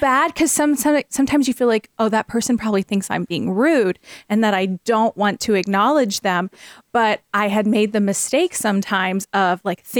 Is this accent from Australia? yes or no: no; Florida, United States; also born or lived in Ridgecrest, California; now in Iowa, United States; I grew up in Florida, so we had hurricanes there. And then I moved to California